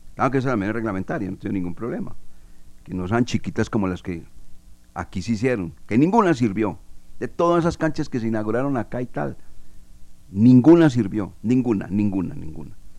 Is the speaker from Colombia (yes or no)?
yes; Colombia; soy muy colombiano